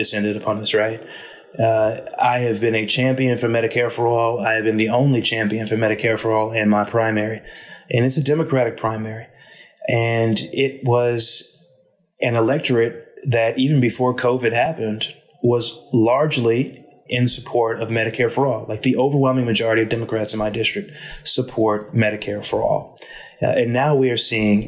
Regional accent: Rockland County, New York, United States; Rockland County, which is where I was born and raised and where I live today

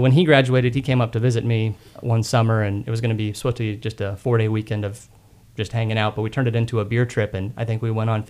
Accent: Austin, Texas, United States; also born or lived in Boulder, Colorado; I grew up in Austin and graduated from Westlake

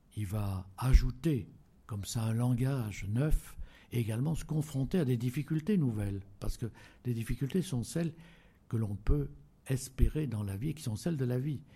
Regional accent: Auvergne-Rhône-Alpes, France; en Auvergne, qui est mon pays natal.

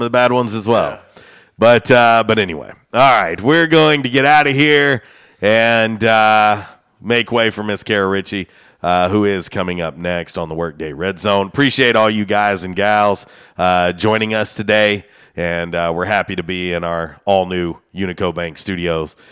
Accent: Florida, United States; moved away; I grew up in Florida

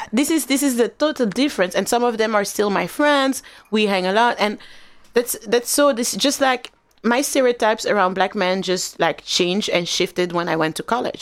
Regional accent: Flanders, Belgium; I grew up in a Flemish area

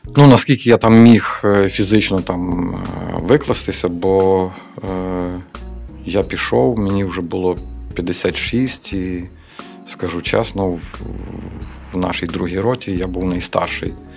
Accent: Lviv, Lviv Oblast, Ukraine; ми місцеві, ми знаємо добре місцевість

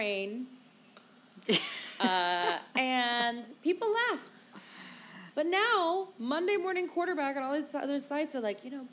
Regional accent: Minnesota, United States; I'm from Minnesota

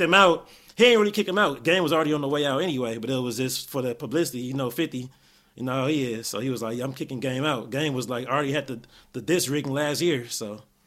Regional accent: Gardena, California, United States; also born or lived in Inglewood, California; I was born in Inglewood, and then Grew up Gardena

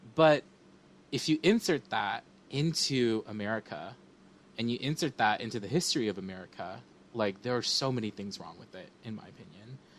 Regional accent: Sacramento, California, United States; moved away; also born or lived in Illinois; we grew up in Sacramento, South Sacramento, and it was super diverse

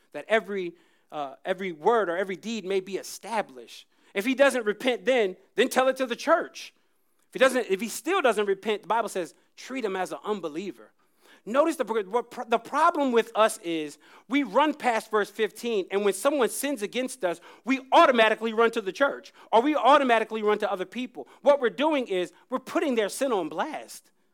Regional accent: Jacksonville, North Carolina, United States; moved away; I grew up in North Carolina

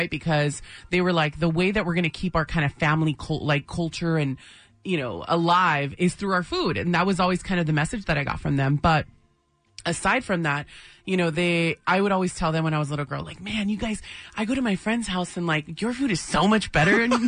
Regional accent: National City, California, United States; Yeah, yeah, literally at Paradise Valley Hospital.

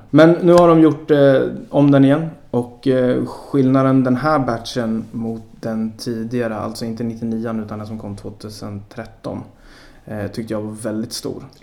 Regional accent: Sweden

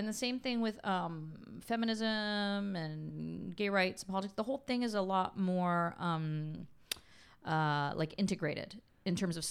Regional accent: Canada; I grew up in Canada. It's very liberal.

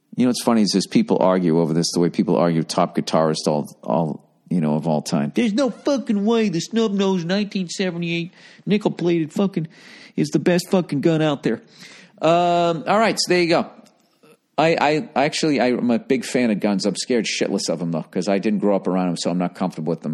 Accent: United States; as an American

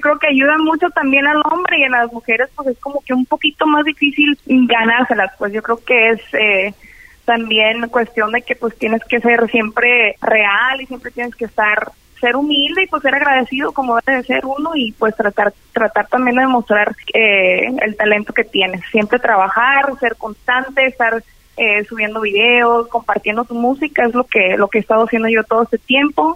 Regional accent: Culiacán, Sinaloa, Mexico; De Culiacán, Sinaloa. Nací en Culiacán, Sinaloa, y pues me tocó vivir allá en el rancho, en, de donde es mi mamá

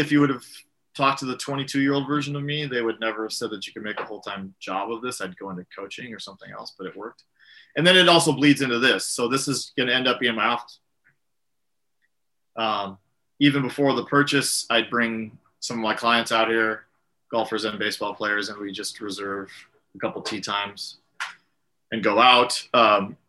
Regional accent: San Diego, California, United States; San Diego is my hometown

